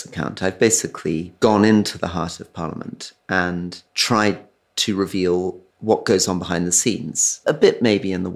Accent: Scotland, United Kingdom; I'm a Scot

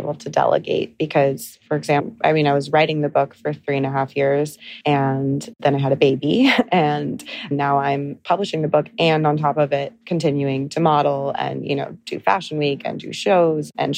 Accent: Encinitas, California, United States; moved away as an adult; also born or lived in London / Los Angeles; now in New York City, United States; I'm really a California girl. I'm from North County, San Diego, this little town called Encinitas

